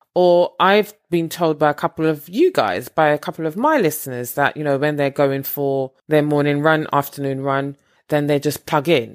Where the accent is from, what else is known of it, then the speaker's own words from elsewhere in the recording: Barbados; moved away; I am originally from Barbados